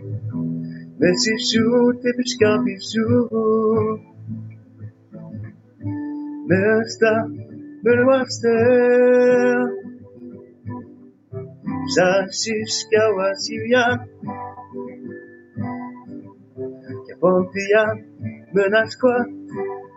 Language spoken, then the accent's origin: English; Innu community, Quebec, Canada; English is a second language; I'm from Innu community. Innu mean human being in my language